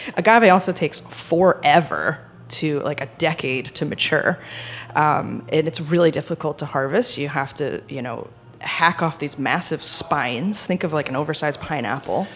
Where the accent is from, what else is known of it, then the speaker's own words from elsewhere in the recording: Rhode Island, United States; moved away as an adult; also born or lived in France; now in New York, United States; I grew up in Rhode Island